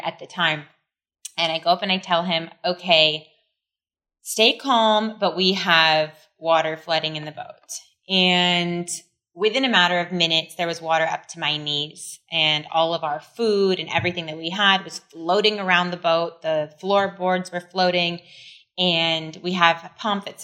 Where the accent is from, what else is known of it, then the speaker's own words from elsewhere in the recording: California, United States; moved away as an adult; also born or lived in France; now in Siargao, Philippines; I was raised in California and then, you know, decided a few years ago it was time to come home